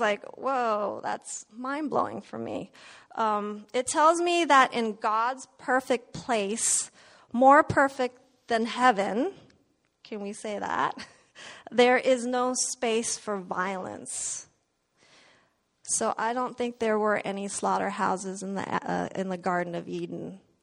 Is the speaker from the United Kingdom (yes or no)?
no; Indonesia; moved away; I was born in Indonesia